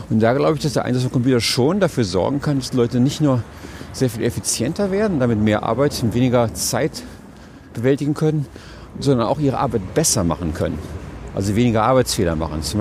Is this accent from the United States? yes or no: yes; United States; Ich kann mich als Amerikaner auf eine deutsche Straße bewegen und mir die Häuser anschauen.